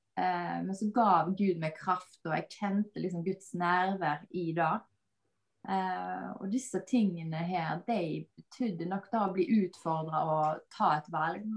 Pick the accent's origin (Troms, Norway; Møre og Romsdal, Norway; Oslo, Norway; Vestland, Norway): Vestland, Norway; Bømlo; moved away; jeg kommer opprinnelig fra Bømlo